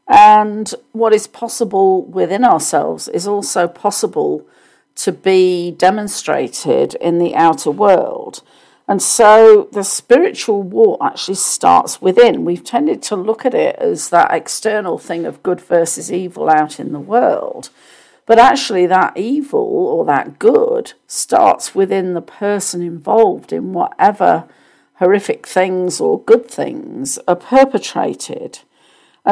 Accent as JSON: {"language": "English", "country": "United Kingdom", "tie": "born or raised there", "said": "I grew up in the Church of England in the UK."}